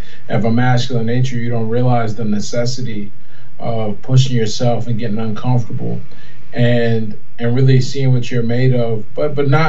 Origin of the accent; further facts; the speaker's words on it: Pittsburgh, Pennsylvania, United States; I was born in Pittsburgh, PA, grew up there